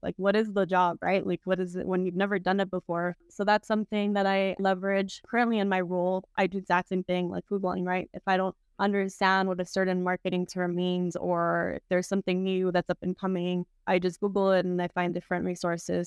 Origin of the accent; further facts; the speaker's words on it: South Gate, Southeast Los Angeles, California, United States; I grew up in Southie, which is a city in, like, Southeast L